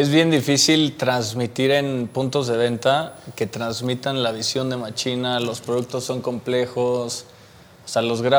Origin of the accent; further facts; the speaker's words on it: Texcoco, State of Mexico, Mexico; soy de Texcoco.